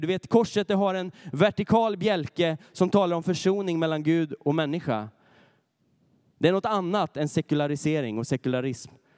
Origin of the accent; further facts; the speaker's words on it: Närke, Örebro County, Sweden; moved away; där jag kommer ifrån, ifrån Närke